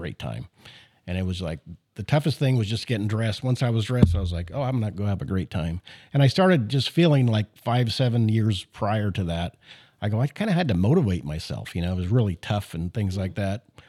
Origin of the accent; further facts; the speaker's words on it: Canada; I was born in Canada